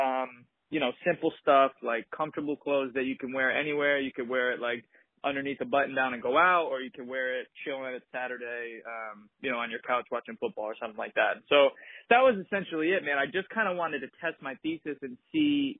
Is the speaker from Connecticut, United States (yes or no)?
yes; Fairfield County, Connecticut, United States; moved away as an adult; now in Brooklyn, United States; I grew up in Fairfield County